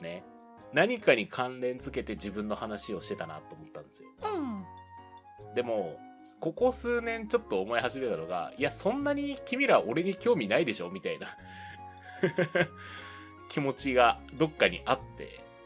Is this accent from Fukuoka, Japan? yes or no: yes; Fukuoka, Japan; moved away as an adult; also born or lived in Tokyo; 出身がね、福岡なんで